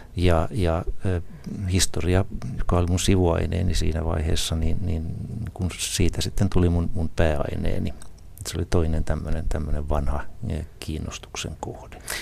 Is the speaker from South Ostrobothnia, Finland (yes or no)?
yes; Isokyrö, South Ostrobothnia, Finland; moved away; also born or lived in Ylihärmä; mä vain synnyin Ylihärmässä, mutta olen isokyröläinen noin varsinaisesti, naapurikunta kuitenkin